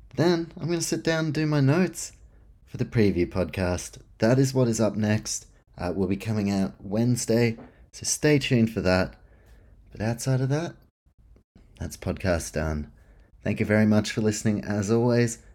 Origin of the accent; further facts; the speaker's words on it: New Zealand; as a Kiwi